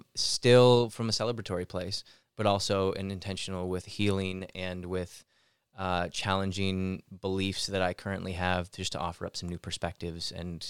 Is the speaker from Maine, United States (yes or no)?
no; Lake Orion, Michigan, United States; now in Los Angeles, United States; From Lake Orion, Michigan, originally. Southeast Michigan, just north of Detroit area. Been out here since 2008.